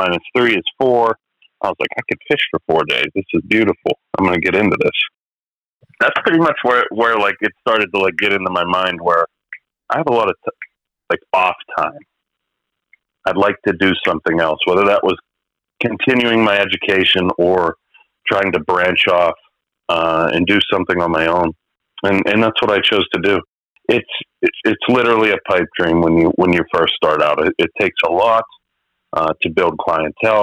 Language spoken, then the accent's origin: English; McKeesport, Pennsylvania, United States; I'm from McKeesport, Pennsylvania